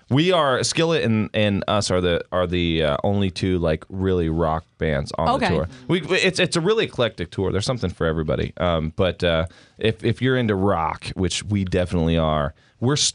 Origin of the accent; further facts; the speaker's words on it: Idaho, United States; We're from Idaho.